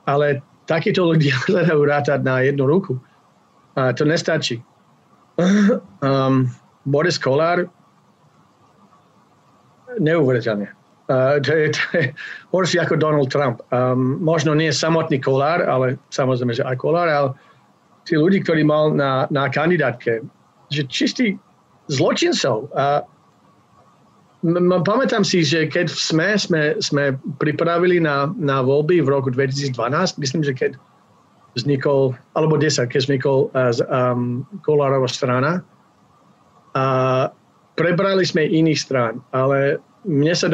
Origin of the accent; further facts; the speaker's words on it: Slovakia; moved away as an adult; now in Canada; žil som tam 25 rokov